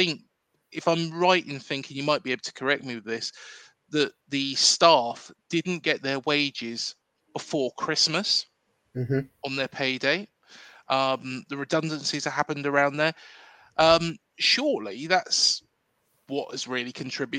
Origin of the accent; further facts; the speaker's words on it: Reading, South East England, United Kingdom; moved away as an adult; now in Bournemouth, United Kingdom; I was born and bred in Reading, moved down into Bournemouth in 2008.